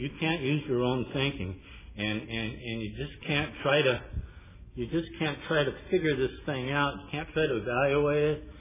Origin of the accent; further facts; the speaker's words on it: Pasadena, California, United States; I'm from Pasadena